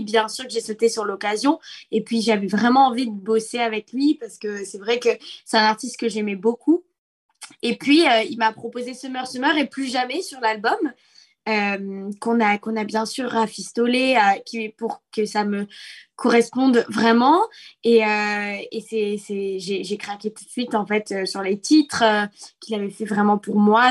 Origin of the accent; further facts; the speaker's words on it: Nice, Provence-Alpes-Côte d'Azur, France; je suis de Nice